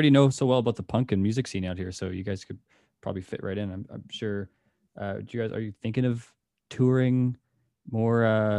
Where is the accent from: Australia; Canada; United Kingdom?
Canada; As a Canadian